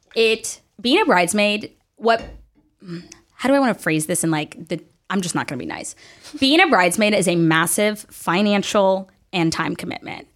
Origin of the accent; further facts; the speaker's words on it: the South, United States; I grew up in the South